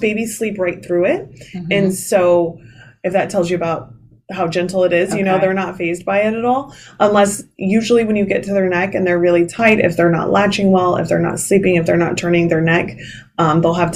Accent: Midwest, United States; moved away as an adult; now in New Jersey, United States; I'm originally from the Midwest

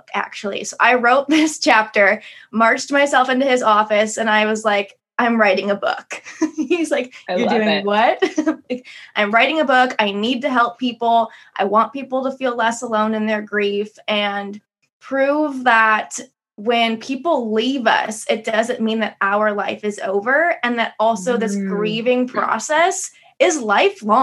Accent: Midwest, United States; moved away as an adult; also born or lived in Las Vegas, Nevada; I grew up in the Midwest

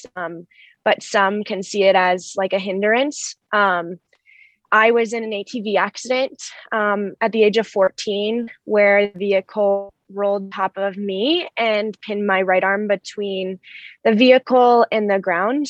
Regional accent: Denver, Colorado, United States; moved away as an adult; also born or lived in High Point, North Carolina; I'm coming from Denver, Colorado, and this is my home

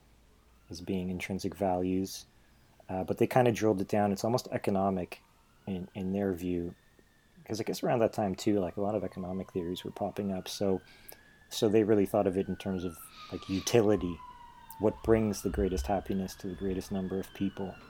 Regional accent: Poland; moved away; I was born in Poland

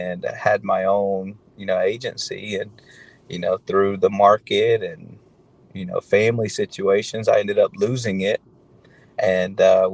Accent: Auburn, Alabama, United States; moved away as an adult; also born or lived in Atlanta, Georgia / West Point, Georgia; I'm born and raised in the Auburn, Opelika area

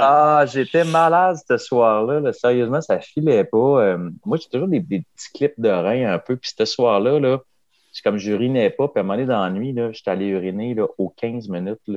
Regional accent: Kamouraska, Quebec, Canada; chez nous à Kamouraska

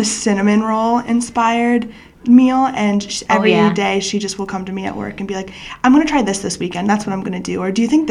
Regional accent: New York City, New York, United States; moved away; we're both from New York. I'm from Queens. Growing up, my dad was a chef

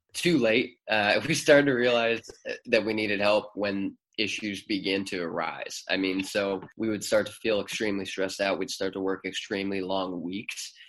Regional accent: Cleveland, Ohio, United States; moved away as an adult; also born or lived in Nashville, Tennessee / Athens, Ohio; We're both originally from Cleveland and we're back in Cleveland now

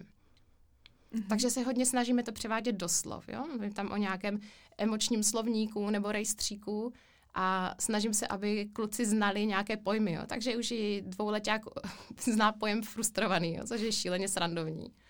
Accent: Ostrava, Moravian-Silesian Region, Czechia; also born or lived in Spain; přímo v Ostravě, což je moje rodné město, milované město

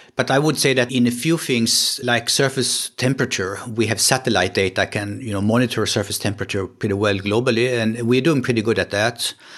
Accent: Sweden; accent: Swedish; English is a second language; moved away as an adult; also born or lived in Gothenburg, Sweden / San Diego, United States; now in Kiel, Germany; So I'm, I'm coming from Sweden. You can hear that maybe on my accent, even in, in English.

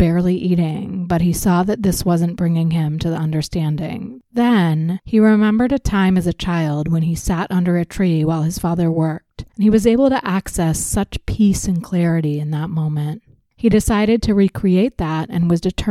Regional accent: United States; Growing up in the United States

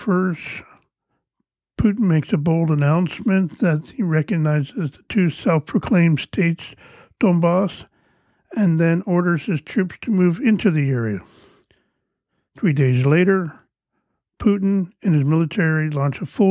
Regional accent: Canada; I am Canadian

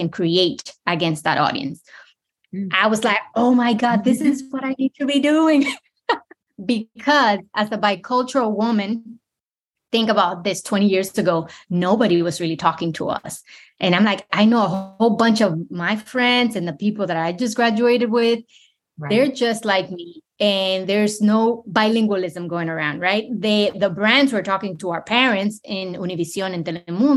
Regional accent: New York City, New York, United States; moved away as an adult; also born or lived in Dominican Republic / Ohio / Richmond, Virginia; now in South Florida, United States; moved to the New York City when I was 10. Grew up in New York City in the Bronx, that still feels like home

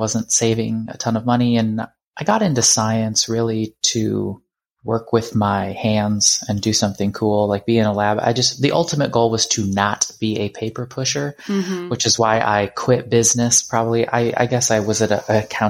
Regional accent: Cedar Rapids, Iowa, United States; moved away as an adult; also born or lived in Germany / Austria / Missouri; I was born in Cedar Rapids, Iowa in 1990

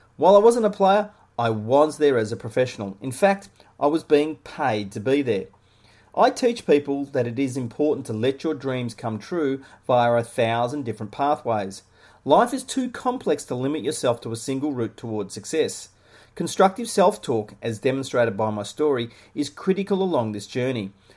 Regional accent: Melbourne, Victoria, Australia; Growing up in suburban Melbourne, Australia, I dreamed of being an Australian rules footballer

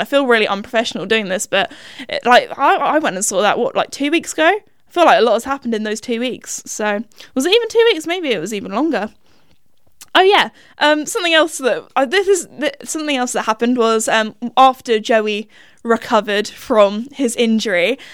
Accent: United Kingdom; Little classic British girl

